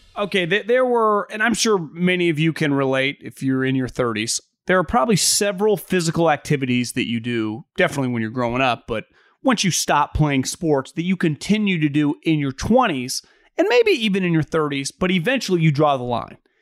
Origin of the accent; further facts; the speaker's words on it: West Coast, United States; I'm from the West Coast